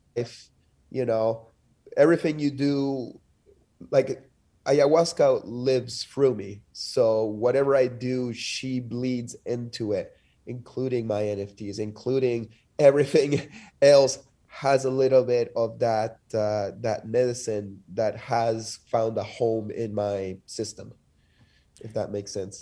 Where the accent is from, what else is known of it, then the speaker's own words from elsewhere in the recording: Lima, Peru; also born or lived in Montreal, Canada / Denver, United States; now in United States; I'm from Lima, which is also a, a city pl-, placed on a sandy desert.